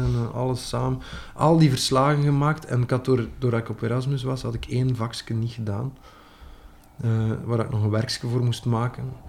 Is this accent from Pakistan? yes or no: no; West Flanders, Belgium; accent: West Flemish; first language West Flemish; mijn moedertaal